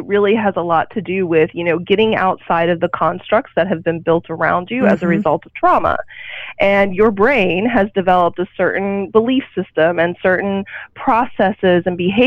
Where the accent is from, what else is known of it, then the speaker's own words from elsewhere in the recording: Oklahoma, United States; growing up in a small town, I grew up in Oklahoma